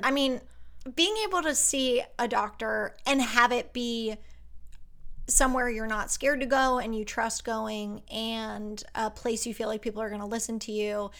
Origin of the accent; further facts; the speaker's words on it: Pennsylvania, United States; now in Los Angeles, United States; I was born in Pennsylvania and grew up in a town where, like, everybody went to church on Sunday